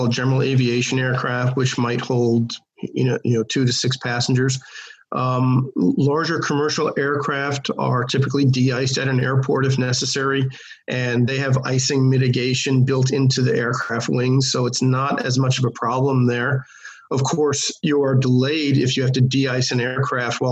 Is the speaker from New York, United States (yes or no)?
yes; New York, United States; as a kid growing up in New York